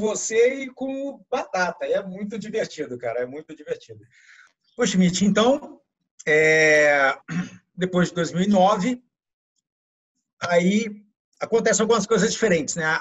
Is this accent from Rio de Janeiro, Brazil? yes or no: no; Bauru, São Paulo, Brazil; nós dois somos de Bauru